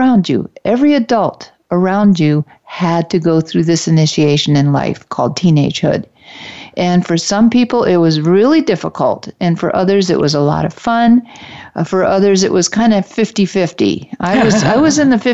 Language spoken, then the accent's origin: English; Detroit, Michigan, United States; I'm from the Detroit area, and we had a class trip to the top of one of the tallest buildings in Detroit